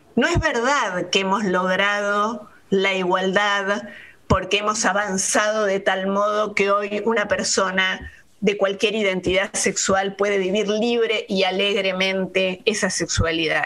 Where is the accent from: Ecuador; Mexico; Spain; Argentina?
Argentina; Buenos Aires; Soy eh, porteña, soy una ciudadana de Buenos Aires